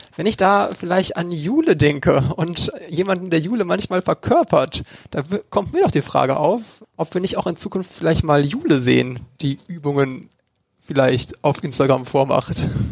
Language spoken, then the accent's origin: German; North Rhine-Westphalia, Germany; wir kommen aus NRW